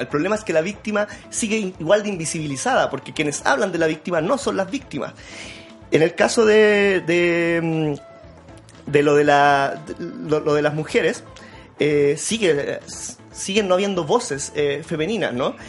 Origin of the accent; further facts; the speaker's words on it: Santiago, Santiago Metropolitan Region, Chile; yo soy de la Vía Francia